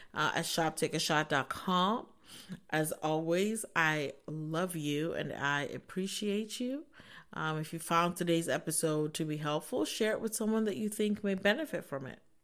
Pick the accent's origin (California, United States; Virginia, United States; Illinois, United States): Virginia, United States; Northern; moved away as an adult; now in Ohio, United States; I am from Northern Virginia, so I moved to a new state